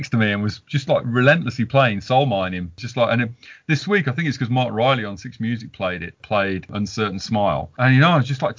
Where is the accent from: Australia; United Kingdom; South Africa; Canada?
United Kingdom; Walsall, West Midlands; I'm from Walsall